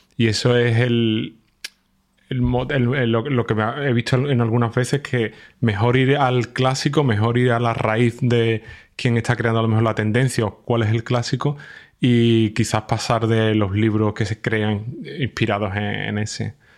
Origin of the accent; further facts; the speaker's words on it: Spain; now in Germany; yo, soy de España, pero estoy viviendo en Alemania